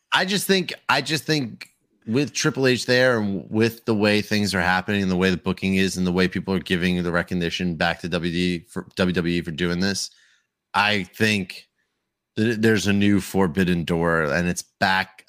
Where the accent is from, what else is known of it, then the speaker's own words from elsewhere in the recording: Long Island, New York, United States; I'm from Long Island